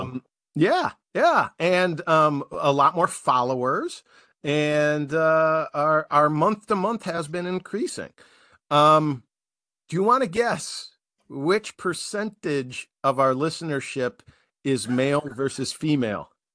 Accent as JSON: {"language": "English", "country": "United States", "said": "as an American taxpayer"}